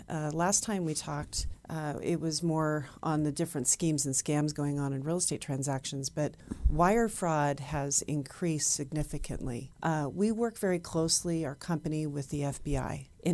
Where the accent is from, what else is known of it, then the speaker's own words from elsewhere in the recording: Oregon, United States; now in Reno, United States; I'm actually from Oregon.